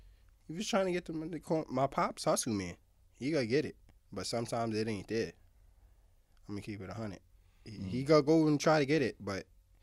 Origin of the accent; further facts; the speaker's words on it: Harlem, New York, United States; I ain't even fly. I'm just from Harlem. I go by with Harlem.